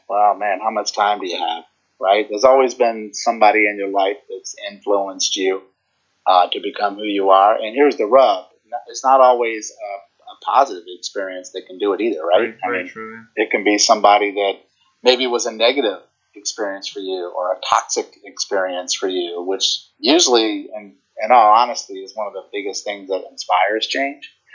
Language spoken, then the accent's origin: English; Virginia, United States; now in New Jersey, United States; I'm originally from Virginia and I live in New Jersey now